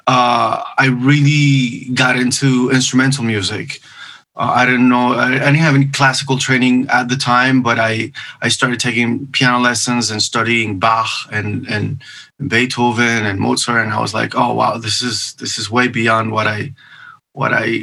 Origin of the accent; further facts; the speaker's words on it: Venezuela; first language Spanish; English is a second language; moved away as an adult; also born or lived in Miami, United States; now in Los Angeles, United States; in my country, I'm from Venezuela, I participated in a few TV shows